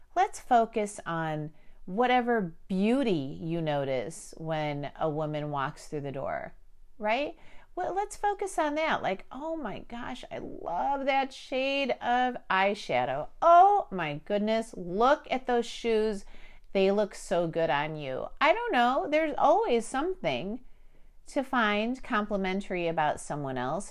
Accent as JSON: {"language": "English", "town": "Chicago", "region": "Illinois", "country": "United States", "tie": "born or raised there", "said": "I was born in Chicago"}